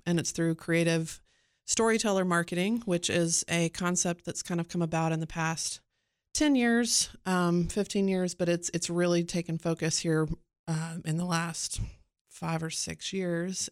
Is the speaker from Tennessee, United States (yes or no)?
yes; Cookeville, Tennessee, United States; moved away as an adult; also born or lived in Phoenix / Florida; both my husband and I grew up here in Cookville